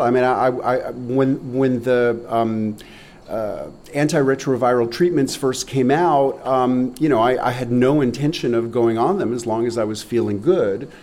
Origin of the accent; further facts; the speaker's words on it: New York City, New York, United States; moved away; I grew up in New York City and I was such a naive city kid